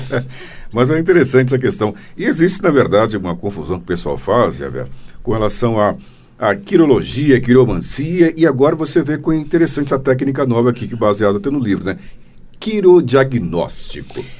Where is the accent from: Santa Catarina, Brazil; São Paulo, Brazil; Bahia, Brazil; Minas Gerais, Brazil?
Bahia, Brazil; moved away; Eu mesmo até nasci na Bahia, minha mãe sempre me levava na, as benzedeiras lá